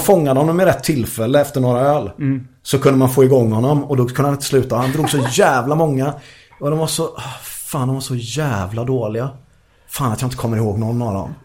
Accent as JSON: {"language": "Swedish", "town": "Gothenburg", "region": "Västra Götaland", "country": "Sweden", "said": "jag är göteborgare"}